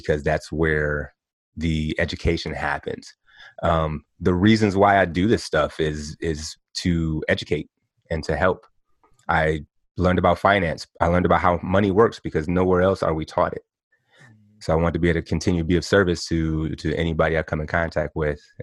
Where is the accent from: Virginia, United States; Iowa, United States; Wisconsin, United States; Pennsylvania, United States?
Wisconsin, United States; Milwaukee; moved away as an adult; now in Las Vegas, United States; I grew up in Milwaukee, Wisconsin